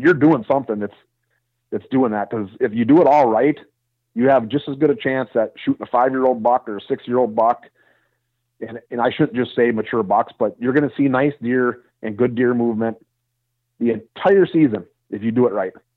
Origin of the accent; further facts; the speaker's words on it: Wisconsin, United States; also born or lived in southern Iowa; now in Iowa, United States; I'm from Wisconsin